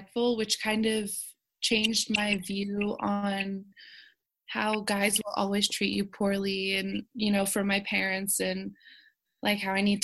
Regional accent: the South, United States; I was raised in the South where, you know, a huge part of my life was church

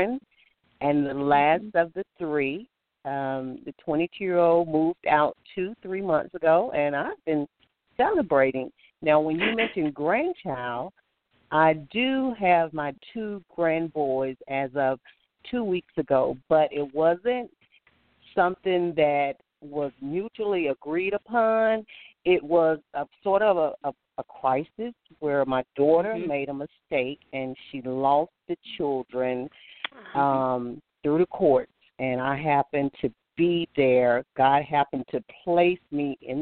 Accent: Alabama, United States; I'm from Alabama

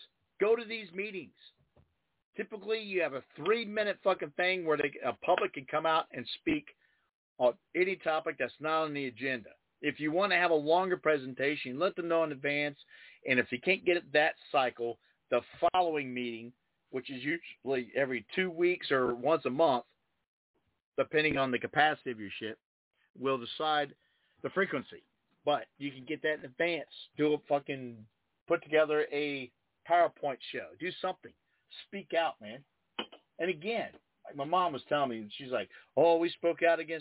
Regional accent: Dayton, Ohio, United States; East Dayton, where I grew up in Belmont's gone

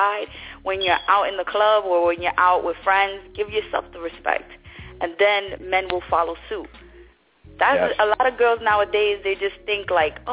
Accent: New York City, New York, United States; moved away as an adult; also born or lived in Brooklyn; now in Florida, United States; I was born in Brooklyn, raised in Queens.

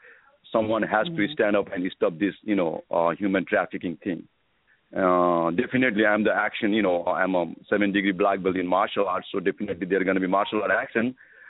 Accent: Nepal; I'm from Nepal

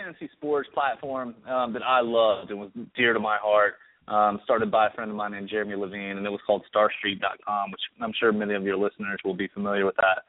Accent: Charlotte, North Carolina, United States; Originally, Charlotte, North Carolina, I'd have to say. I'm 36 now.

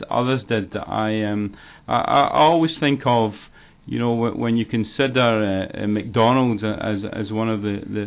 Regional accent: Scotland, United Kingdom; moved away as an adult; also born or lived in England / Toronto, Canada; now in Cincinnati, United States; I'm originally from Scotland, and lived in Scotland and England and United Kingdom until I was 46 years old

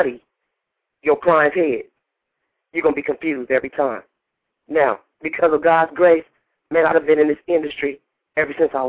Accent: Indiana, United States; moved away; I just got back from Indiana from cutting hair in my hometown

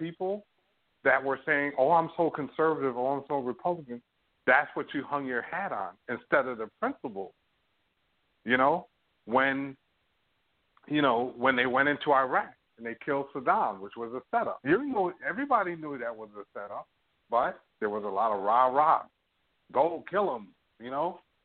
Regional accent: United States; now in Toronto, Canada; I'm American

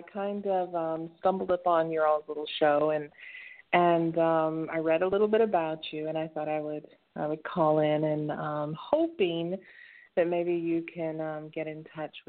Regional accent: Kentucky, United States; I was raised in Kentucky

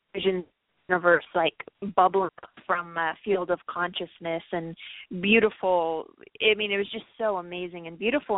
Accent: Los Angeles, California, United States; I grew up in Los Angeles

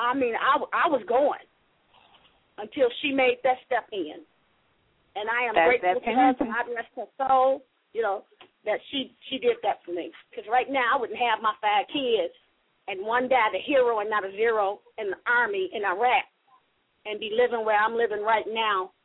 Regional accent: Chicago, Illinois, United States; moved away; I'm from Chicago originally. I grew up in the hood, too

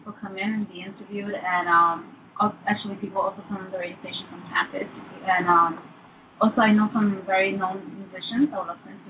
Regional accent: United States; which is the one we grew up eating here in the States.

